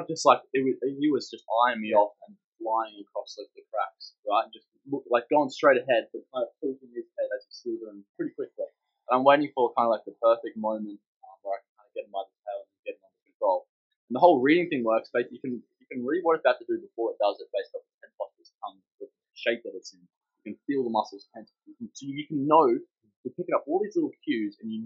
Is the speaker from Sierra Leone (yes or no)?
no; Palmer, Queensland, Australia; now in Fenner, Australia; I grew up in Palmer, Queensland, and my house was literally a couple hundred metres from a rip system in the mangroves.